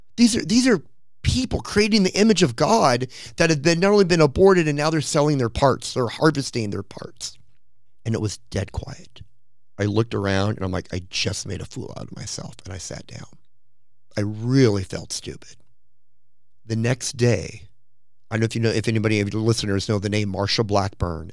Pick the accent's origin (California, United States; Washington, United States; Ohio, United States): California, United States; Orange County; I'm from Orange County, California